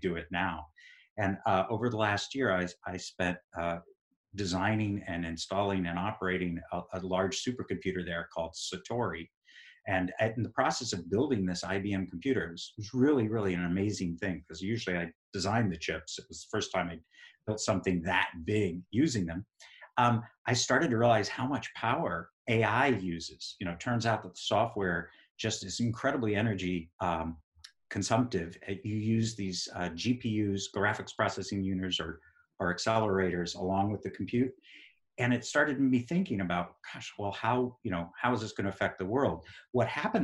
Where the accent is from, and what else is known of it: Texas, United States; born or raised there; moved away as an adult; also born or lived in New York / Massachusetts; now in Burlington, Vermont, United States